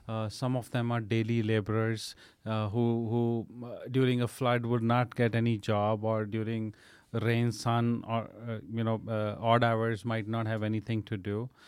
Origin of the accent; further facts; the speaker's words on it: Amritsar, Punjab, India; moved away; I was born and brought up in North India in a place called Amritsar